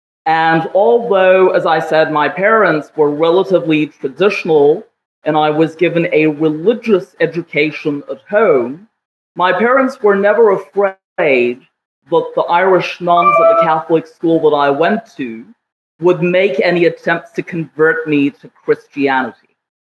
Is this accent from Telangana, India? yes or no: no; Jammu and Kashmir, India; I was raised in Kashmir in the 1970s and the 1980s.